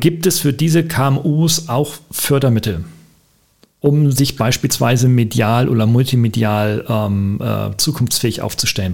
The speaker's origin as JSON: {"language": "German", "country": "Germany", "said": "Aber wir kommen beide aus Deutschland"}